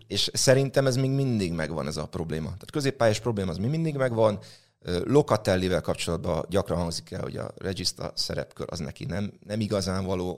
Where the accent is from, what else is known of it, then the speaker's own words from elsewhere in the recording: Nyíregyháza, Szabolcs-Szatmár-Bereg, Hungary; én nyíregyházi vagyok